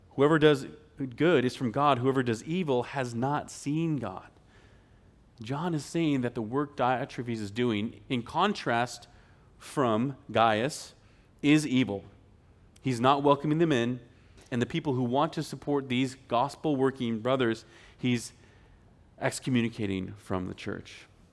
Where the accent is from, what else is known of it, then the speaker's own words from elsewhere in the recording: Spokane, Washington, United States; moved away; back in Spokane, Washington, where I'm from